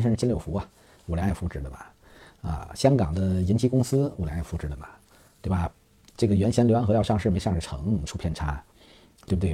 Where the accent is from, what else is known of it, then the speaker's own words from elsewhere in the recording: China; 我们中国人